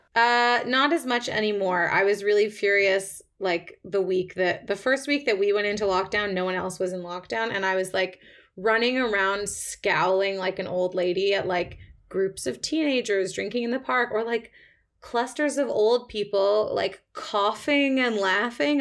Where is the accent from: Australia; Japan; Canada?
Canada; Toronto, Ontario; moved away as an adult; now in London, United Kingdom; I'm from Toronto originally. I've been living in the U K on and off for my whole twenties